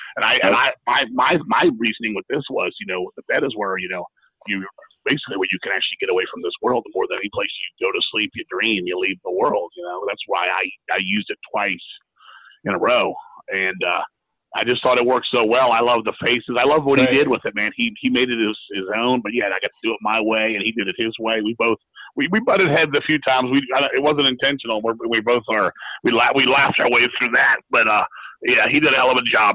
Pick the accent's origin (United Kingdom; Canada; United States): United States; I'm very American